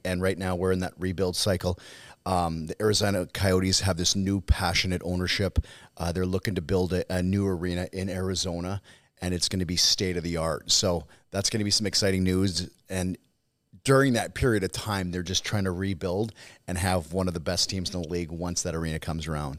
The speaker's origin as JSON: {"language": "English", "region": "Saskatchewan", "country": "Canada", "said": "I'm from Saskatchewan"}